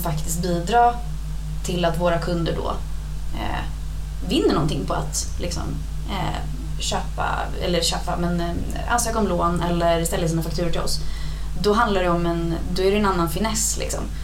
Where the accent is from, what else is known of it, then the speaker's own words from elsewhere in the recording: Stockholm, Stockholm County, Sweden; accent: stockholmska; det är jag som är the outsider nu när jag pratar stockholmska